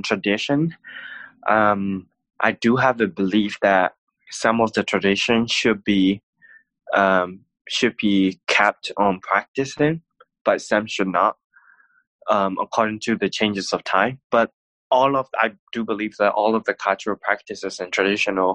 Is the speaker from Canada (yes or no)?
no; Myanmar; born or raised there; now in United States